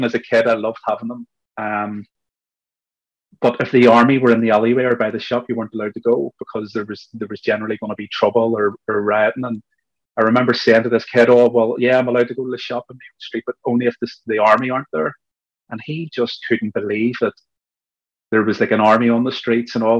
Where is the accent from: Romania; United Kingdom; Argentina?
United Kingdom; Belfast, Northern Ireland; what I was experiencing growing up in Belfast